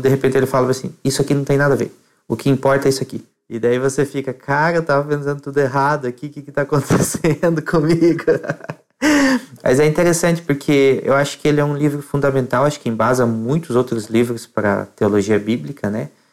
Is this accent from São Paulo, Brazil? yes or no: no; Colombo, Paraná, Brazil; sou de Colombo, no Paraná, região metropolitana de Curitiba